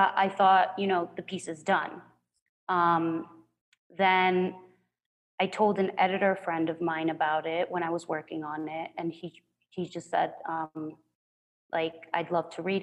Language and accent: English; Culiacán, Sinaloa, Mexico; prior in Culiacán, my hometown